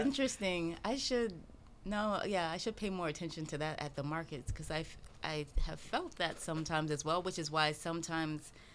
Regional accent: South Carolina, United States; moved away as an adult; also born or lived in England; now in Philadelphia, United States; I'm from South Carolina

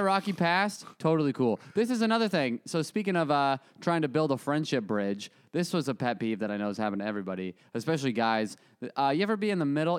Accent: Arizona, United States; moved away; I'm from Arizona

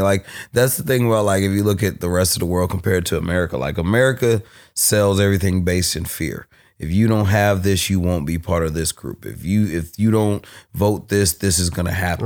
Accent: Berkeley, California, United States; being from Berkeley, I grew up on, I grew up in South Berkeley

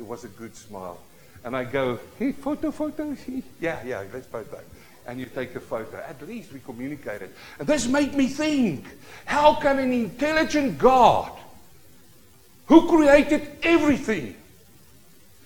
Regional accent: South Africa; As a young boy, growing up in South Africa, the Vaal River, we fish through the night

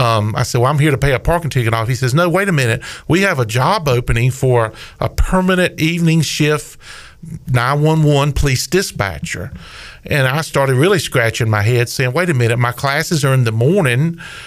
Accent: Williamston, North Carolina, United States; also born or lived in Robersonville, North Carolina / Greenville, North Carolina; I was born in Robertsonville, which they don't have a community hospital anymore, but I was born and raised in Martin County, grew up in Williamston

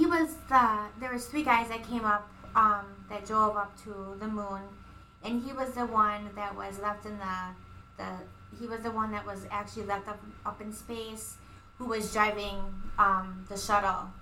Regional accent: Milwaukee, Wisconsin, United States; I'm from Milwaukee, so I have relatives

